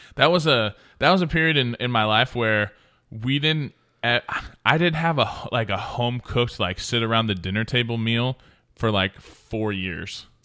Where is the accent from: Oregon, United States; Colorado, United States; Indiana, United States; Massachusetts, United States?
Oregon, United States; moved away; also born or lived in Montana; I'm from Oregon